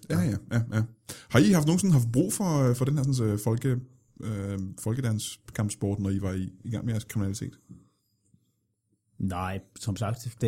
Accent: Copenhagen, Capital Region of Denmark, Denmark; Ja, jeg er opvokset på Amager, det kunne ikke rigtig undgås.

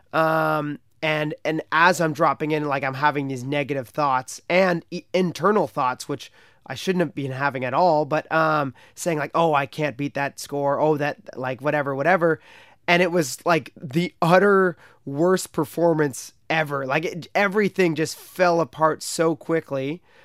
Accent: Canada; in my hometown on the Ottawa

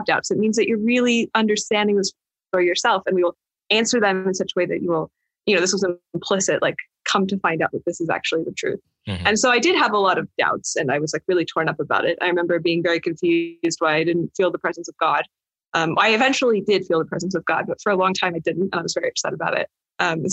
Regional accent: Idaho, United States; also born or lived in California; I was actually born in California, despite mostly growing up in Idaho

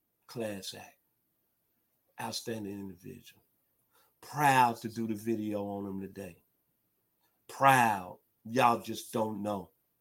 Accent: Memphis, Tennessee, United States; My hometown, Memphis, Tennessee.

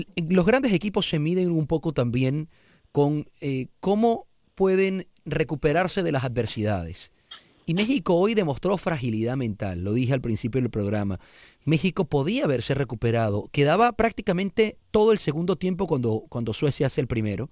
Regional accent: Venezuela; now in United States; en mi país, en Venezuela

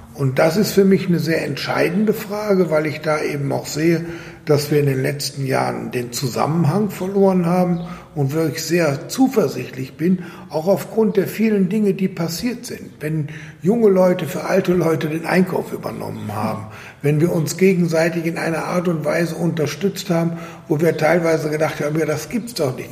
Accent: Germany; now in Austria; ich als Deutscher

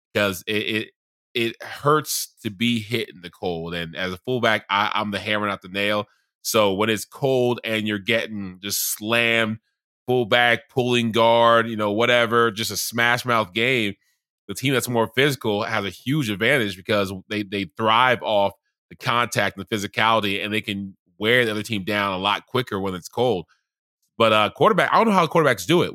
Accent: Charleston, South Carolina, United States; moved away; also born or lived in Baltimore / Atlanta; I grew up in Charleston, South Carolina

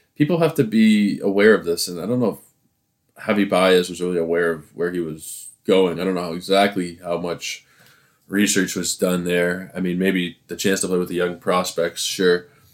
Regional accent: Toronto, Ontario, Canada; I am from Toronto

